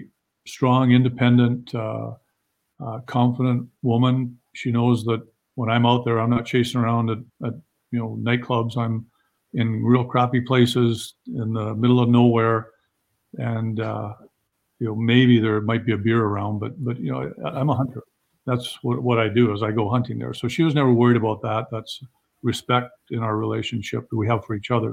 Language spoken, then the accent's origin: English; Canada; I'm Canadian as you get